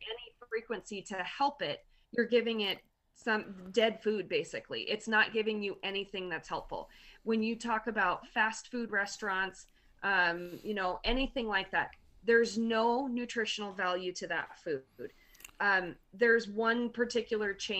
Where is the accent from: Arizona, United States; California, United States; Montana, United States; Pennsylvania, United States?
Montana, United States; I'm from Montana